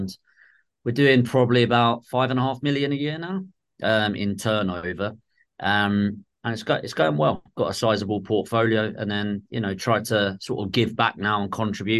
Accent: Dartford, South East England, United Kingdom; moved away; originally I'm from Southeast in Dartford, Kent

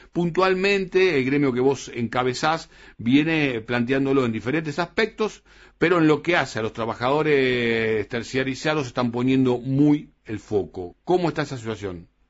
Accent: Argentina; los argentinos

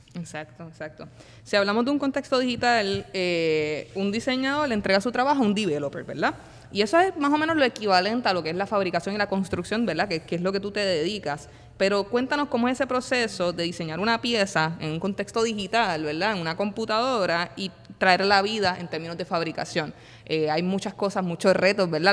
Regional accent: Puerto Rico; yo soy puertorriqueño

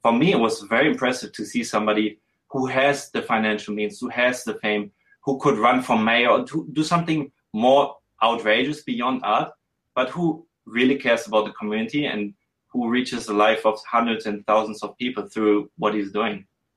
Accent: Germany; also born or lived in Switzerland / Hong Kong; I'm a white male. I'm from Germany

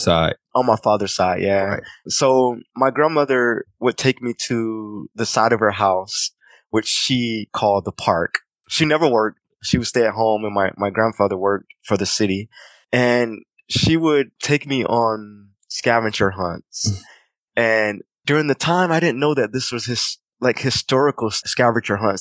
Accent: Clinton, South Carolina, United States; moved away; also born or lived in Columbia / Charleston / Virginia / Washington, D.C.; growing up in Clinton

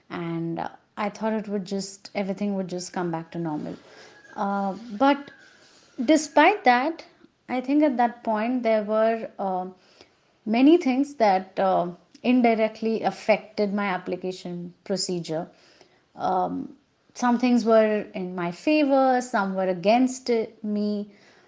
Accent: India; I'm from India

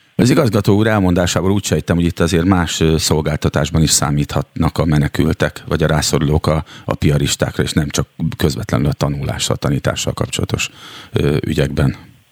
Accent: Szeged, Csongrád-Csanád, Hungary; én szegedi vagyok

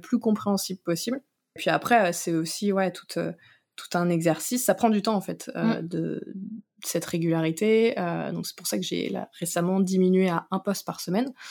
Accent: Noirmoutier, Pays de la Loire, France; moved away; j'ai grandi à Noirmoutier.

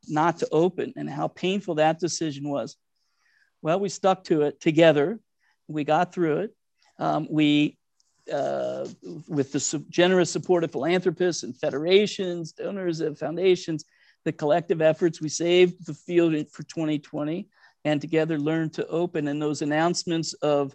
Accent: Cincinnati, Ohio, United States; I grew up in Cincinnati. My rabbi, Rabbi Goldfeder of blessed memory, told my parents in my bar mitzvah

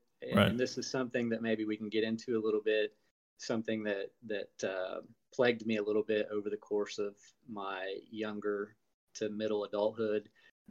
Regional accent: Indiana, United States; I grew up in Indiana on a farm, small family farm that had been in the family since the 1800s

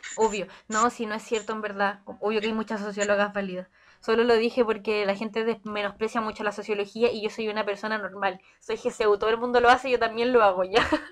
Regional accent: Santiago, Santiago Metropolitan Region, Chile; nací en Chile a las 19.21 horas

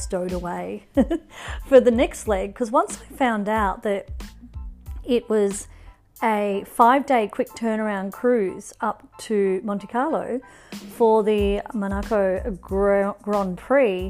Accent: northern New South Wales, Australia; I am back in Australia, in my hometown in northern New South Wales

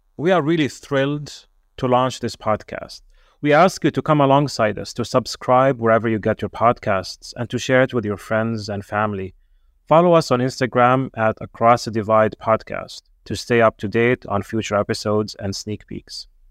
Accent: Bethlehem, West Bank, Palestine; moved away; I'm a Palestinian Christian from Bethlehem

